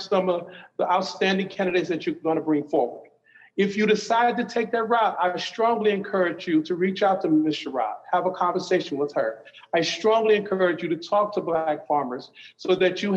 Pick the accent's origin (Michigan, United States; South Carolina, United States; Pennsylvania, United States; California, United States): Michigan, United States; Detroit; my hometown of Detroit